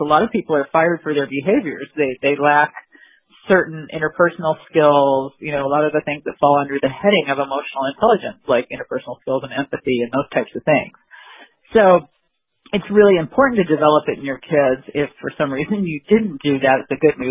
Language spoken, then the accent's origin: English; Phoenix, Arizona, United States; I was born in Phoenix, Arizona, and I still live in the same basic area.